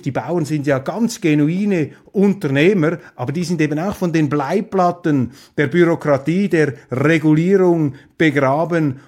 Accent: Switzerland; wir Schweizer

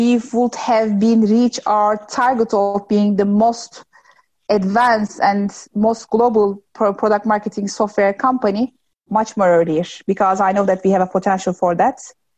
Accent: Turkey; my hometown is 2 hours in the distance to Istanbul

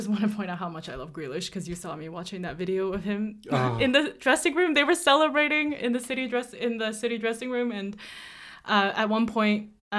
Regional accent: Barcelona, Catalonia, Spain; I was born to love Barcelona because I'm from Barcelona.

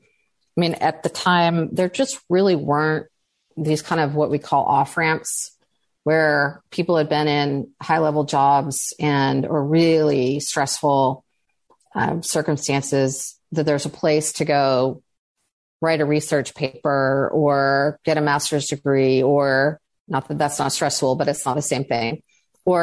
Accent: California, United States; I grew up in California

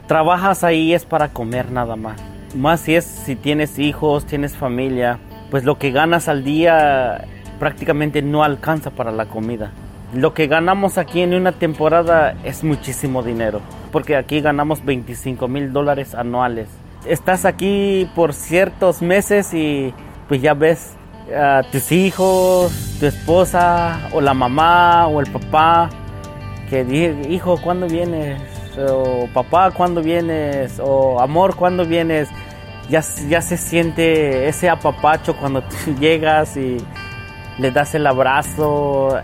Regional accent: San Cayetano, Chiapas, Mexico; moved away as an adult; now in United States; vengo de Chiapas, originariamente de San Cayetano

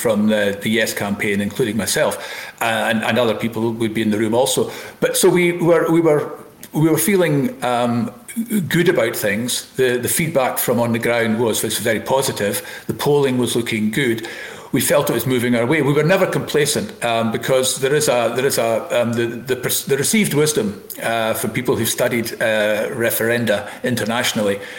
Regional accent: Elgin, Scotland, United Kingdom; I was up in Elgin, my hometown

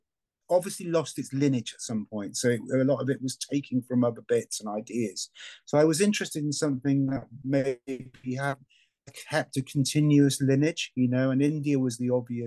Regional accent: Anglesey, North Wales, United Kingdom; now in Sussex, United Kingdom; I come from Anglesey in North Wales, which is obviously where was a kind of Druidic stronghold, and I was brought up there

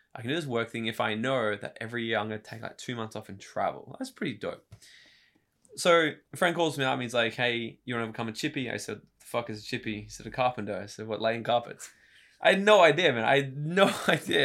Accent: Gold Coast, Queensland, Australia; also born or lived in New South Wales / Brisbane; I was born in New South Wales, moved up here when I was a couple of years old, uh, grew up in Brisbane and on the Gold Coast

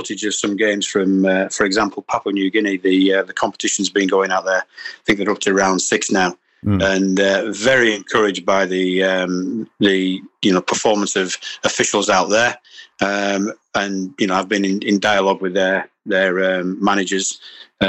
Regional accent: England, United Kingdom; Yes, I'm English. I live in England.

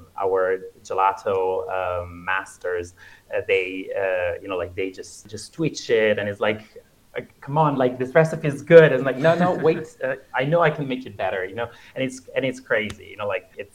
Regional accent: Florence, Tuscany, Italy; moved away; the core team at Badiani, we are actually from Florence

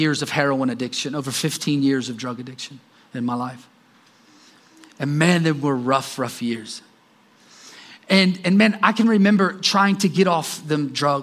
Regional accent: Columbus, Ohio, United States; moved away as an adult; also born or lived in Johnstown, Pennsylvania; I was from Columbus, right around Columbus, Ohio.

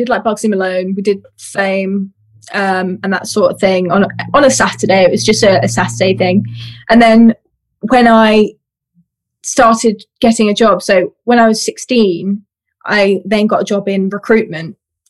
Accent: Essex, East of England, United Kingdom; I grew up in Essex in the UK.

